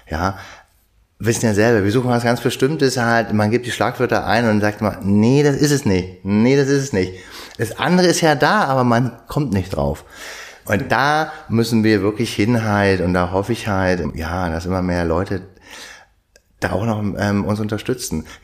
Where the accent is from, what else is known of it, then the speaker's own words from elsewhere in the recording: Frieshagen, Germany; ich komme aus Frieshagen, da bin ich groß geworden und hab's geliebt, bis ich, naja, Teenager von 14, 15 war